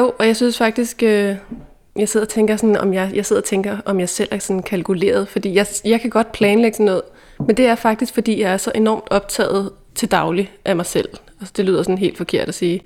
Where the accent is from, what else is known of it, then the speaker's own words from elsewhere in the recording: Dragør, Capital Region of Denmark, Denmark; da vi gik i gymnasiet, der boede jeg hjemme i Dragør